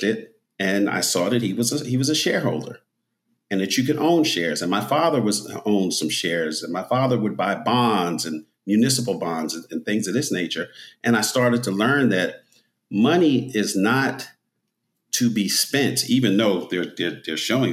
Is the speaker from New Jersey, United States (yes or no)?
yes; New Jersey, United States; I grew up in North Jersey, close to New York.